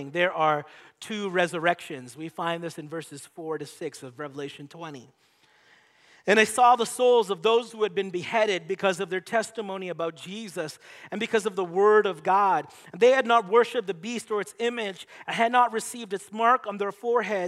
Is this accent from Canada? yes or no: yes; Canada; I was born in Canada.